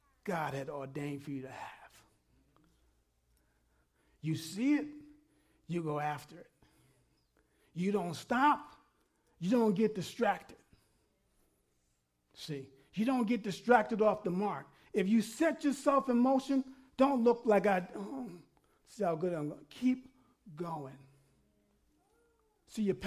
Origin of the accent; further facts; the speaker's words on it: New York, United States; when I grew up in New York